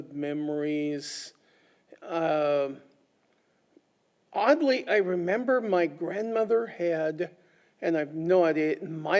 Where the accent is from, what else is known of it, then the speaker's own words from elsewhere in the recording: Silverton, Oregon, United States; growing up in Silverton